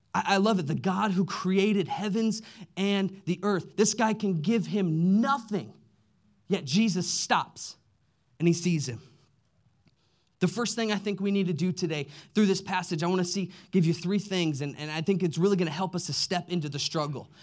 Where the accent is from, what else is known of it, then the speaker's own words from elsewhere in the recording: Midwest, United States; we grew up in the Midwest